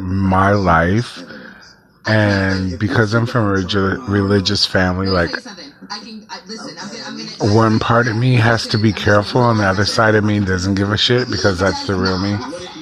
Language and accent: English; Midwest, United States; now in Nashville, United States; I live in Nashville, Tennessee, but I'm originally from the Midwest.